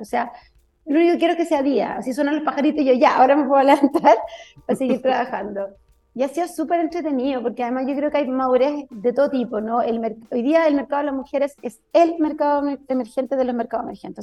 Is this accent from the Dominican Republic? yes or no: no; Chile; somos chilenas